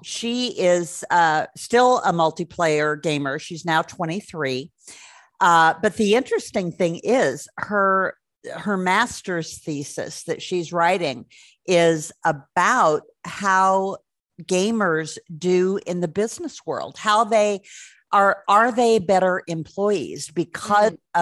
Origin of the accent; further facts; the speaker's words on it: Milwaukee, Wisconsin, United States; now in Denver, United States; I grew up not too far north of Chicago, uh, Milwaukee.